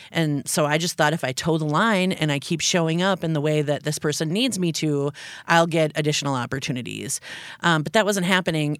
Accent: Upper Peninsula of Michigan, United States; moved away as an adult; now in Minneapolis, United States; I grew up in the Upper Peninsula of Michigan.

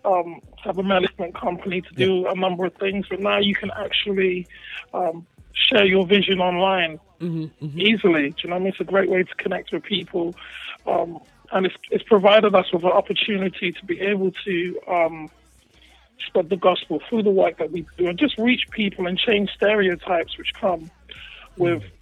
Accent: London, United Kingdom; accent: posher twang; also born or lived in Ghana; I'm from West London, so I live in a place called Hounslow, which is near Heathrow

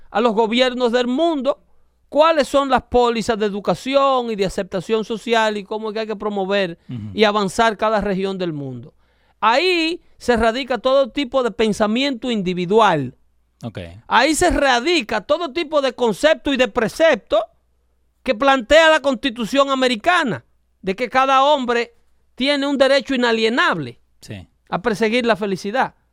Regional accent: Dominican Republic; now in United States; yo como dominicano me doy la licencia de hablarle a mi gente así.

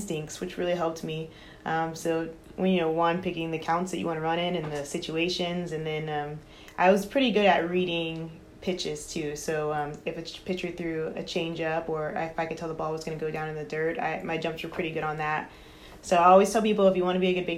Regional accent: Houston, Texas, United States; I grew up in Houston. So born and raised there

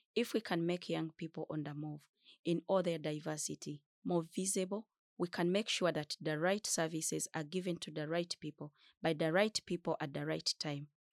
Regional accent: DR Congo; also born or lived in Uganda; now in Stockholm, Sweden; I'm a refugee from Democratic Republic of Congo. I lived in Chakatu refugee settlement in Uganda for five years, currently living in Stockholm, Sweden

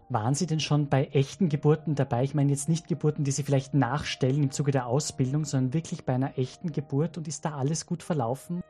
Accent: Salzburg, Austria; now in Vienna, Austria; als gebürtiger Salzburger

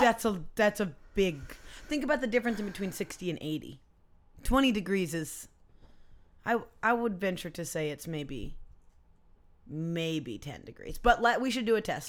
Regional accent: Poulsbo, Washington, United States; I grew up in Polsbo

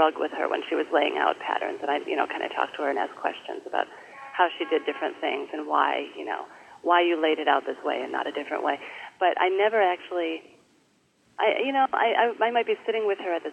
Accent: Madison, Wisconsin, United States; moved away as an adult; also born or lived in Seattle, Washington / Canada / Michigan; now in Brooklyn, United States; we settled in Madison, Wisconsin when I was in, I think, first grade, and my parents are still there

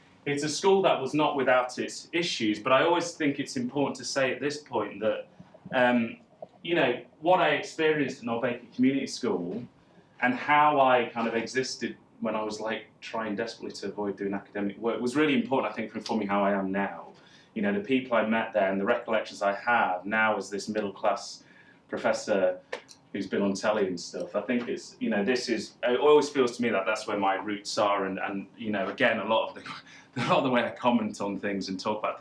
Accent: Derby, East Midlands, United Kingdom; I grew up in Derby, a working class town in the East Midlands.

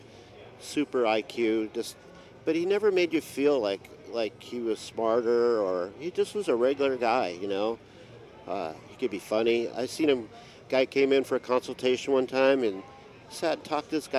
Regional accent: United States; I'm American

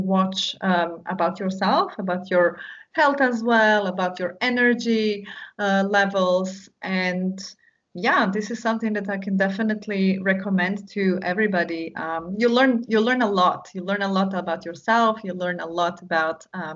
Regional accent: Istria County, Croatia; the first retreat that I organized was in my hometown, so in my region, Istria, Croatia

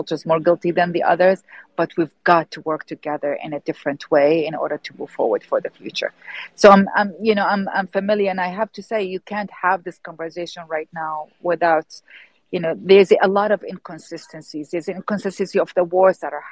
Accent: Iraq; I'm born and raised in Iraq

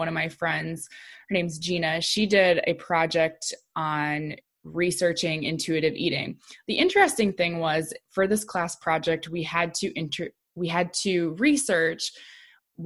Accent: South Dakota, United States; moved away as an adult; also born or lived in Illinois; South Dakota State University, which is my home state

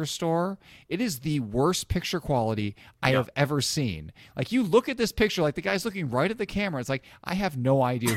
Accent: Illinois, United States; now in Indiana, United States; I grew up in Illinois where we just don't trust people at all

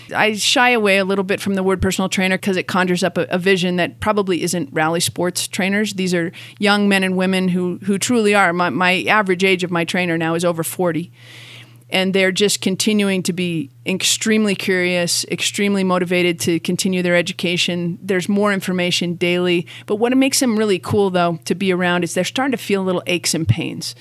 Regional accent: Canada; moved away as an adult; now in Boulder, United States; I was raised in Canada

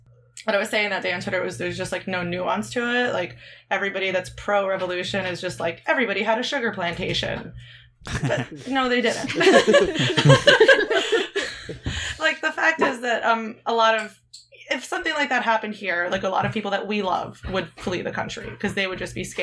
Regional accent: Hialeah, Florida, United States; moved away as an adult; now in Philadelphia, United States; I grew up in Hialeah, which is like a small, like, it's like near Miami

